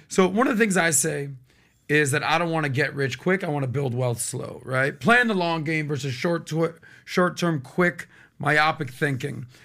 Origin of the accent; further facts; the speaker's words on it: Miami, Florida, United States; I'm born and raised in Miami